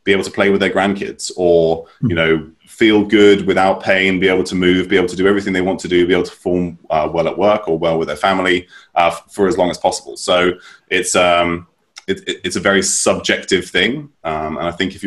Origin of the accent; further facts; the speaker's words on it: United Kingdom; moved away as an adult; also born or lived in United States / Norway / London; I was raised in the United Kingdom, mainly